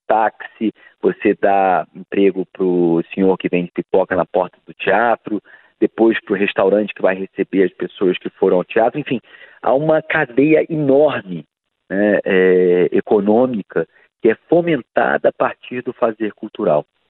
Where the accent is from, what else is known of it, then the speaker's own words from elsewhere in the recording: Brazil; aquilo que faz com que a gente se reconheça como brasileiro